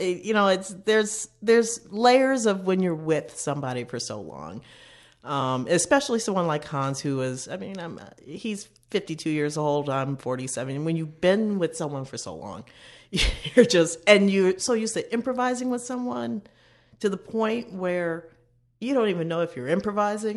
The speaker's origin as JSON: {"language": "English", "town": "Chicago", "region": "Illinois", "country": "United States", "said": "We're both from Chicago"}